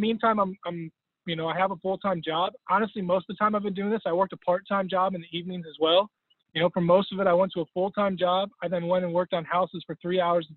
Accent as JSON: {"language": "English", "town": "Cleveland", "region": "Ohio", "country": "United States", "tie": "born or raised there", "also_born_or_lived": "Bethlehem, Pennsylvania / Allentown, Pennsylvania", "lives_now": "Columbus, United States", "said": "originally born in Cleveland"}